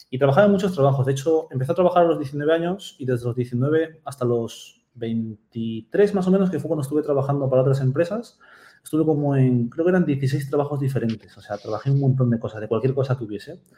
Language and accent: Spanish; Peru; also born or lived in Japan; yo soy de Perú, aunque no nací en Perú, nací en Japón